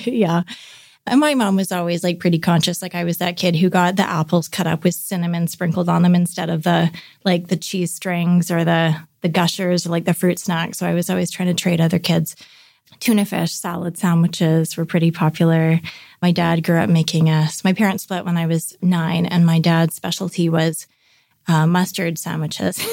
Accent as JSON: {"language": "English", "town": "North Vancouver", "region": "British Columbia", "country": "Canada", "tie": "born or raised there", "said": "grew up in North Vancouver. Yeah, a suburb outside of Vancouver in British Columbia, Canada."}